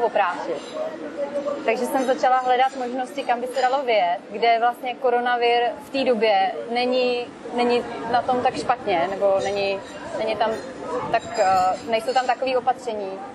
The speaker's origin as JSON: {"language": "Czech", "country": "Czechia", "moved": "as an adult", "lives_now": "Tenerife, Spain", "said": "u nás v Čechách uh, zima prostě a ošklivý počasí"}